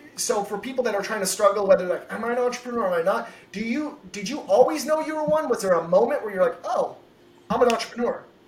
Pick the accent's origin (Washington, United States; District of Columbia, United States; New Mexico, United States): Washington, United States; also born or lived in Connecticut; now in San Diego, United States; I'm from Washington State.